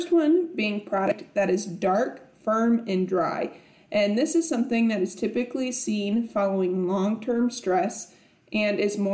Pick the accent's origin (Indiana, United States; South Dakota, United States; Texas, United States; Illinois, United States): South Dakota, United States; now in Nebraska, United States; growing up in South Dakota and now being in Nebraska